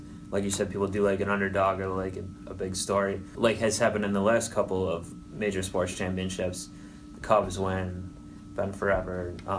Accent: Cleveland, Ohio, United States; I'm from Cleveland, so it's kind of like Midwest East.

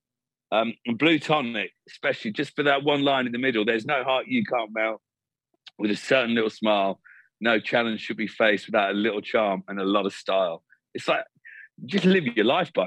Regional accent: England, United Kingdom; growing up in England

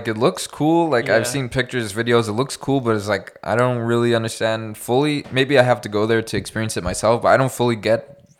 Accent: Canada; Yeah, it's probably the closest, like, especially as a Canadian, as a Westerner, that you'll ever get to Afghanistan.

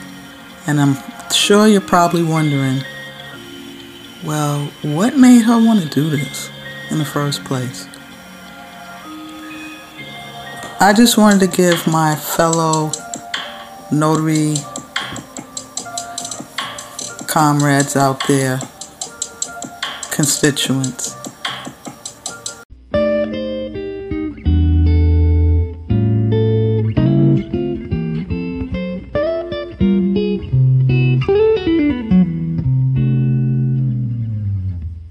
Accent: New York City, New York, United States; I am a born and bred New York chick through and through. My hometown is the BX, the Bronx, home of the Yankees

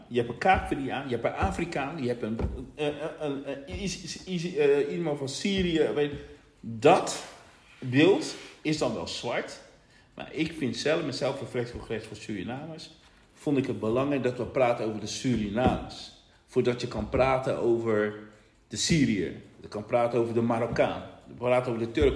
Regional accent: Rotterdam, South Holland, Netherlands; wij komen uit Rotterdam

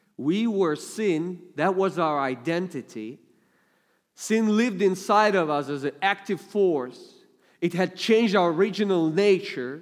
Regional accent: Russia; accent: heavy Russian; English is a second language; I only use my heavy Russian accent in dangerous situations

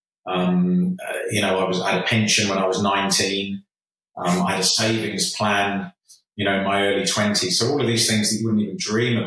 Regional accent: Jersey; moved away as an adult; growing up in Jersey and playing amateur football till I was 18

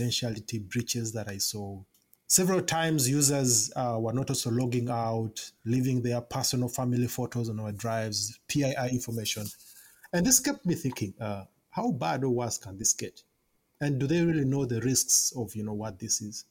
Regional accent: Kampala, Central Region, Uganda; I was born and raised in Kampala, Uganda.

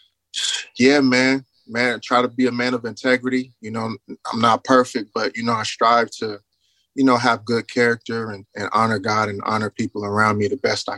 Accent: Richmond, California, United States; moved away as an adult; now in Houston, United States; I'm a young man out of California, Northern California, Richmond, California, to be exact, rich city. I got a lot of Richmond pride

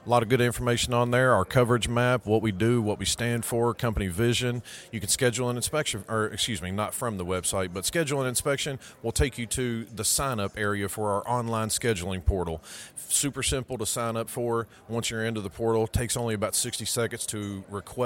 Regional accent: Kentucky, United States; where I'm from, I'm from Kentucky, so my part of the country

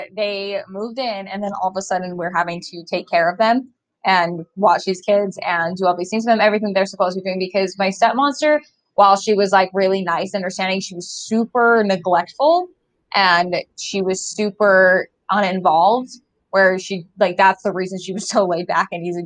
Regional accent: Bountiful, Utah, United States; where I grew up in Utah and Bountiful and like Woods Cross area

